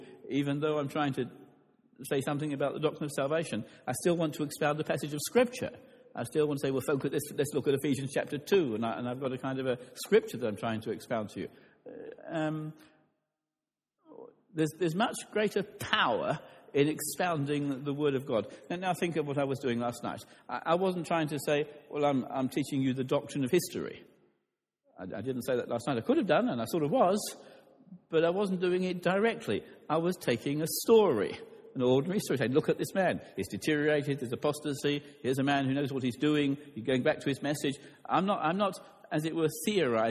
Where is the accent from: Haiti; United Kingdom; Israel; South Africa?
United Kingdom; London; I grew up in London